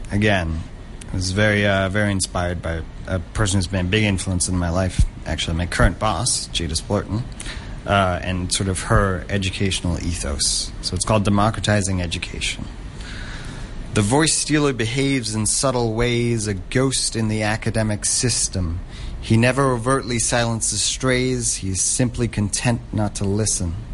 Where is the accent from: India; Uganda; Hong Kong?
Hong Kong; as a third culture kid growing up in Hong Kong, which is that you never really feel too connected to where you're from